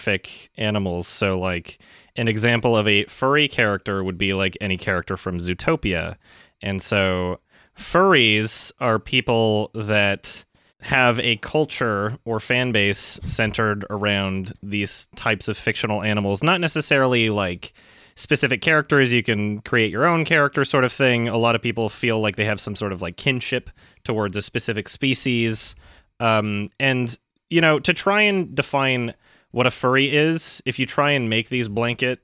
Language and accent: English; Canada; now in Los Angeles, United States; I'm from Canada